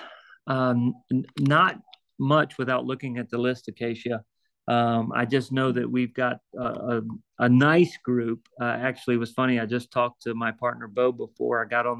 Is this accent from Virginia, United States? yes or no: yes; Virginia, United States; moved away as an adult; now in Ocala, United States; I'm originally from Virginia and love Virginia and would love to work my way back to Virginia. But being in Ocala for the last 13, 14 years